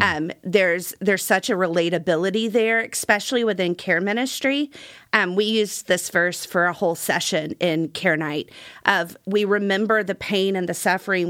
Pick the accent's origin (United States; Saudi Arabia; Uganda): United States; Gulf Coast; when I was a kid, I grew up on the Gulf Coast.